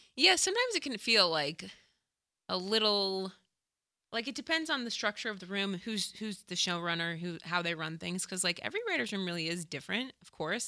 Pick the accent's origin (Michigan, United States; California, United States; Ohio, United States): Ohio, United States; Dayton; moved away as an adult; also born or lived in Chicago; I'm from Dayton